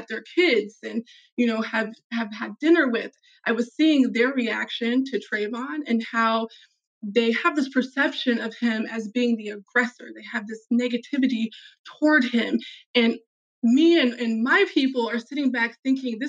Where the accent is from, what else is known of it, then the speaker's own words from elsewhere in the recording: Des Moines, Iowa, United States; I grew up in Des Moines in the city for 15 years